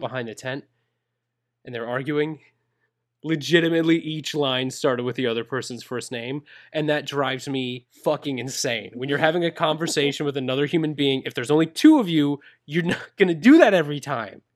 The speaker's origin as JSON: {"language": "English", "region": "Minnesota", "country": "United States", "said": "I'm a gringo from Minnesota."}